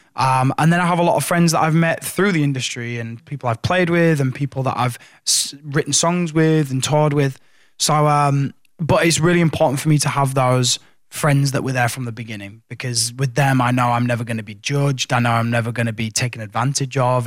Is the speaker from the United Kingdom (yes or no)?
yes; Hull, Yorkshire and the Humber, United Kingdom; my headline shows in in in Hull in my hometown